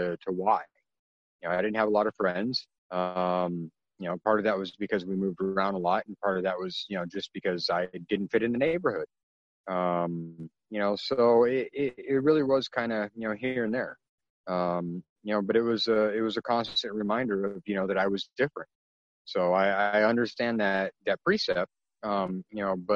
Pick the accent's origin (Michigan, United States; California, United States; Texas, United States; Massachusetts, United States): California, United States; in 1977, when I was born, you know, I'm half Filipino